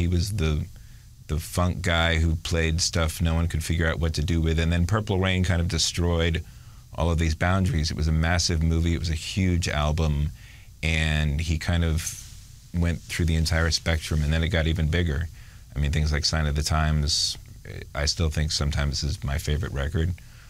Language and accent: English; New York, United States; growing up in New York, which seemed like a very free place